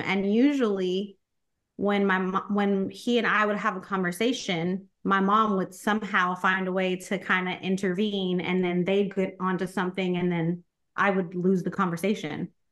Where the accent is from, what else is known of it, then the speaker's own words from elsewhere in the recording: Corpus Christi, Texas, United States; moved away as an adult; I was born in Corpus Christi, Texas